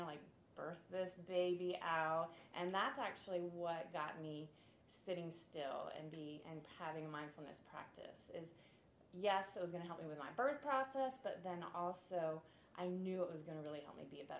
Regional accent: Florida, United States; also born or lived in San Diego; now in Charleston, United States; I'm from Florida

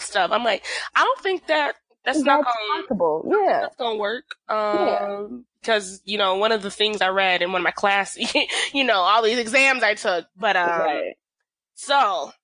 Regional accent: Fort Worth, Texas, United States; moved away as an adult; now in Iowa, United States; I'm from Fort Worth, so city enough, but like we real city. Like there was still cows where I was at.

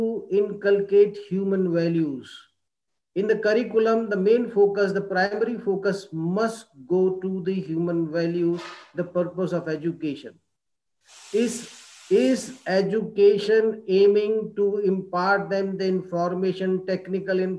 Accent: India; we as Indian educators

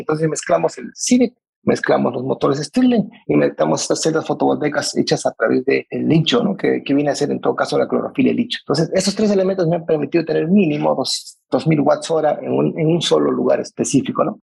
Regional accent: Peru; como peruanos

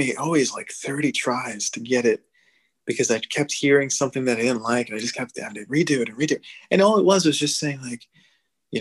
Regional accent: New Jersey, United States; now in Brooklyn, United States; I'm from New Jersey

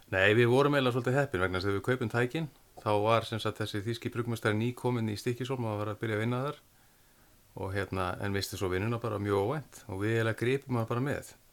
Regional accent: Mýrar, Western Region, Iceland; ég fættur uppalega vestur á Mýrum

